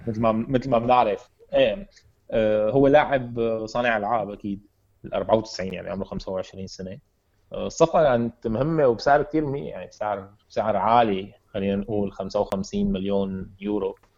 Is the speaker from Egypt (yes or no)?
no; Syria; عندنا بسوريا